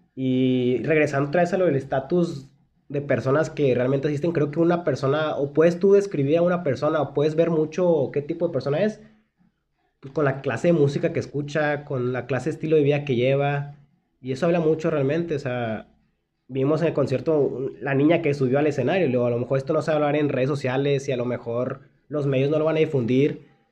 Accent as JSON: {"language": "Spanish", "town": "Monterrey", "region": "Nuevo León", "country": "Mexico", "said": "nuestra ciudad"}